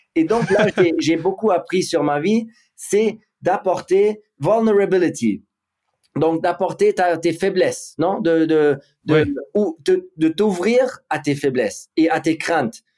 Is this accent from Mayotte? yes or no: no; Monaco; also born or lived in Wiesbaden, Germany / Ibiza, Spain; la chance de grandir à Monaco. Euh, où j'ai fait toute ma vie scolaire et tout